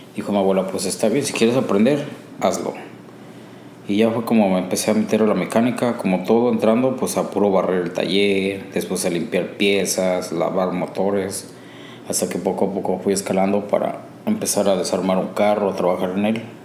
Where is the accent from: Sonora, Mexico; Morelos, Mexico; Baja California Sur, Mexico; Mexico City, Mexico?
Morelos, Mexico; Cuautla; moved away as an adult; now in Chicago, United States; Soy de México, de una parte de México se llama Cuautla, Morelos. Ahí crecí, ahí nací, ahí crecí.